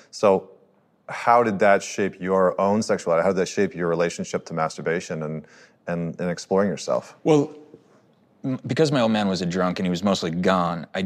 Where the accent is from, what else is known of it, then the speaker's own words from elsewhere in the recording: Canada; I grew up with woods. I totally I grew up in Canada, so like, there's a lot